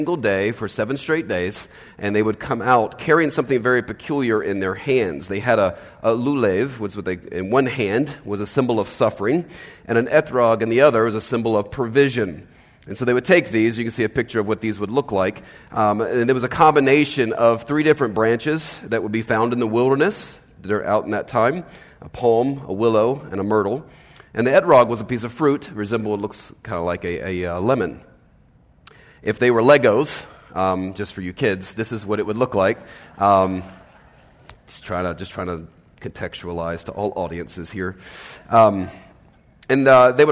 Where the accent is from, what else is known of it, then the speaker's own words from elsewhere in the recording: Los Angeles, California, United States; moved away as an adult; I'm from Los Angeles